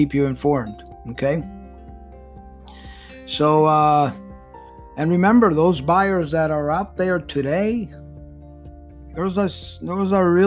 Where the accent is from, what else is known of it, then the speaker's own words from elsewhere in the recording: Miami, Florida, United States; I love my hometown. Been here many years